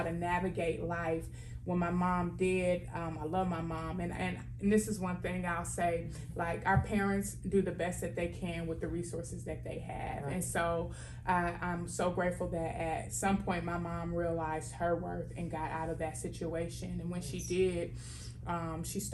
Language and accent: English; Milwaukee, Wisconsin, United States; Born and raised in Milwaukee, Wisconsin